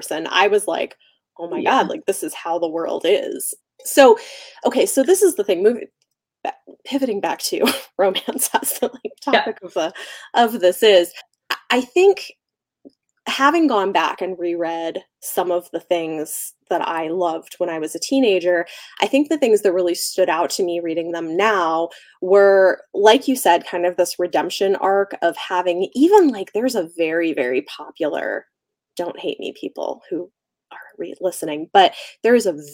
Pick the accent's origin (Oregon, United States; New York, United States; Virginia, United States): Oregon, United States; Portland; moved away; I was in Oregon. Like Portland, like outskirts mm-hmm. of Portland for this period of my life